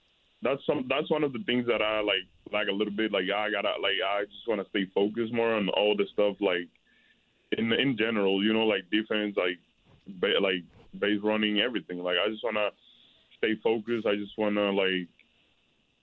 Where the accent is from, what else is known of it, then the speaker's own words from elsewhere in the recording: Puerto Rico; also born or lived in Guaynabo, Puerto Rico; in my hometown we played baseball, but it wasn't that much like in San Juan, you know what I mean? So I moved to San Juan, Guaynabo, and I just started playing baseball